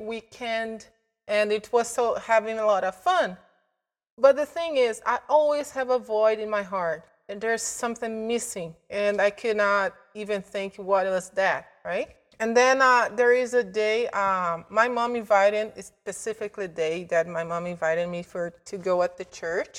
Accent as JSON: {"language": "English", "town": "Belo Horizonte", "region": "Minas Gerais", "country": "Brazil", "moved": "as an adult", "lives_now": "Canada", "said": "I'm from Brazil, a city called Belo Horizonte, which is southeast of Brazil. I was raised as a Christian"}